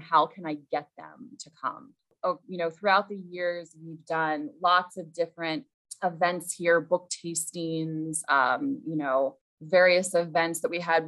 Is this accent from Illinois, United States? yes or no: no; Central Ohio, United States; moved away as an adult; now in Mamaroneck, United States; grew up in Central Ohio